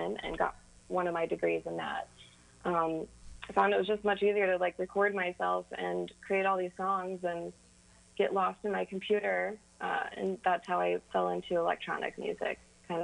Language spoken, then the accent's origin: English; Kentucky, United States; growing up in Kentucky, you hear a lot of country music